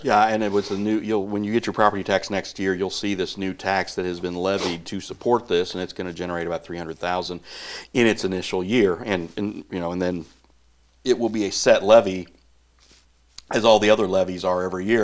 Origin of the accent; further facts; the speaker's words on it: Northeast Missouri, United States; growing up in Northeast Missouri